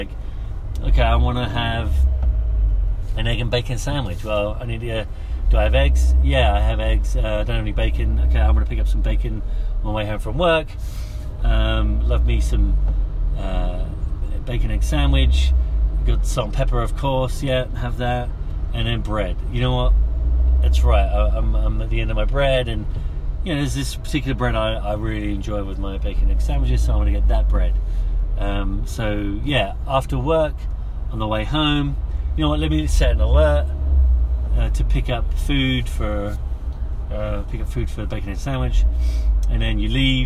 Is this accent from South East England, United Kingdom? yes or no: no; London, United Kingdom; moved away as an adult; also born or lived in Darlington, England / Orange County, California; I grew up in London